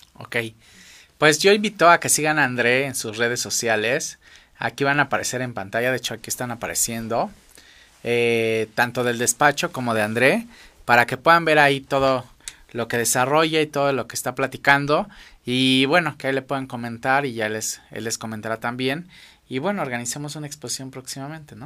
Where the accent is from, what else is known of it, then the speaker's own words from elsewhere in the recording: Mexico; como mexicano